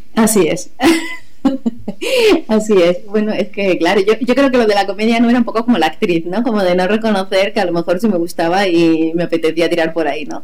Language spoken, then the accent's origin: Spanish; Granada, Andalusia, Spain; moved away as an adult; also born or lived in Málaga / Mexico; allí en Granada me, hice todos los cursos que había